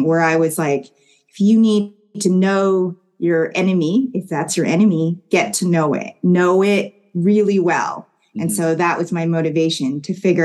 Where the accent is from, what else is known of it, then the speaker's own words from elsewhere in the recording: Kitchener, Ontario, Canada; we grew up in Kitchener, Waterloo